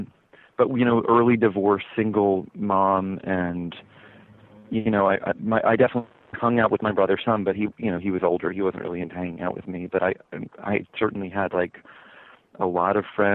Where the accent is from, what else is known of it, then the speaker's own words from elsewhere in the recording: the South, United States; accent: southern; I got braces. I learned to ditch my southern accent in about 5 minutes.